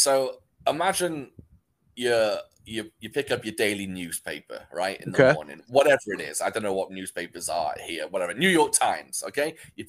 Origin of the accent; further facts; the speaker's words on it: Wales, United Kingdom; I'm from Wales. I sound more English than I do Welsh because I'm from North Wales, which means I'm kind of like closer to England.